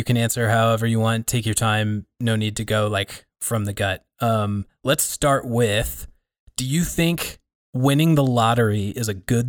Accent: Casper, Wyoming, United States; also born or lived in Colorado; now in Billings, United States; Keller and I get to all sorts of stuff, including growing up in Casper, Wyoming, going to school in Colorado

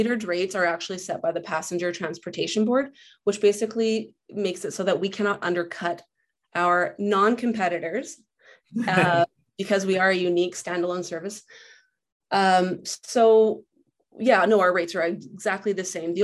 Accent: Lower Mainland, British Columbia, Canada; moved away as an adult; now in Kelowna, Canada; I grew up in the Lower Mainland

